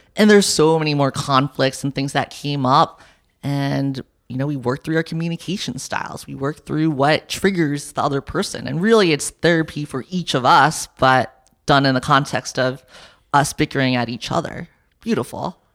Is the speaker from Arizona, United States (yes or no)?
no; New York City, New York, United States; moved away; I grew up in New York and my parents are entrepreneurs